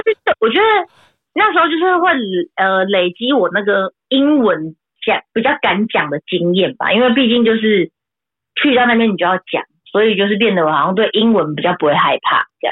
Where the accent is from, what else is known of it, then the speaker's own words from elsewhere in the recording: Taoyuan, Taiwan; 因为我是桃园人嘛